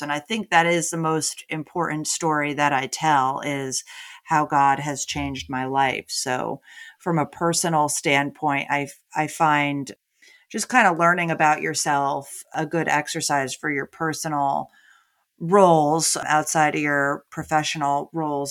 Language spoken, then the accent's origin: English; Connecticut, United States; moved away as an adult; also born or lived in New York City; now in Austin, United States; I'm originally from New England, grew up in Connecticut, and then moved to New York City after college, and then I moved to Austin